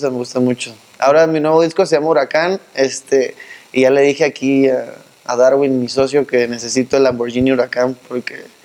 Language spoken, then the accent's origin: Spanish; Cabo San Lucas, Baja California Sur, Mexico; No, soy de los Cabos.